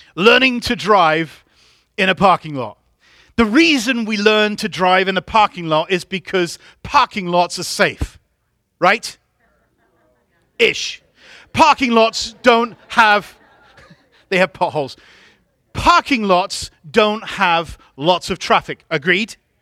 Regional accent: England, United Kingdom; moved away; I grew up in England.

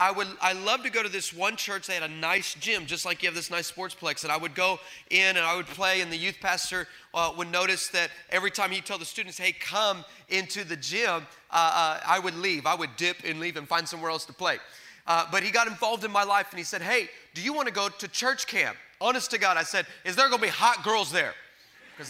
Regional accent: El Paso, Texas, United States; now in California, United States; I'm originally from El Paso, Texas

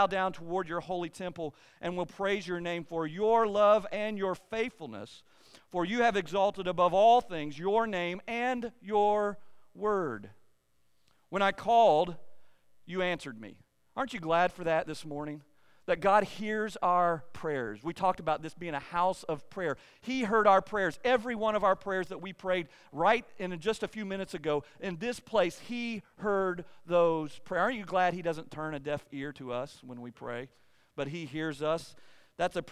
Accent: eastern Kentucky, United States; I was born and raised in eastern Kentucky

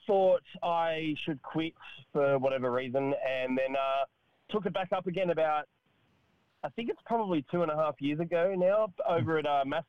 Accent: Sydney, New South Wales, Australia; also born or lived in Katoomba, Blue Mountains; I'm Sydney, Katoomba born, Sydney bred. Grew up in Sydney.

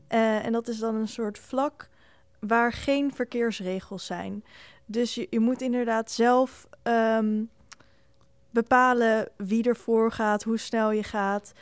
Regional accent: Netherlands

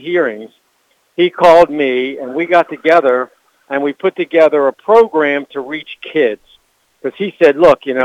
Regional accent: Baltimore, Maryland, United States; I'm from Baltimore

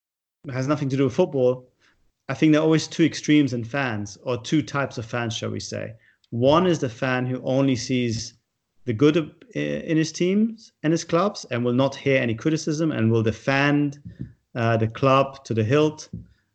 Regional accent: Munich, Bavaria, Germany; now in United Kingdom; I grew up in Munich, in a Jewish community

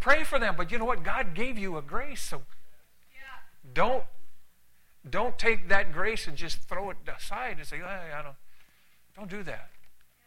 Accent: Canada; also born or lived in San Antonio, Texas / California; now in United States; I'm Canadian. I'm Canadian by birth

